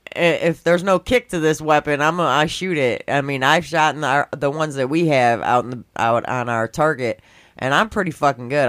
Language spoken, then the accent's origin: English; Schaumburg, Illinois, United States; I grew up in Schaumburg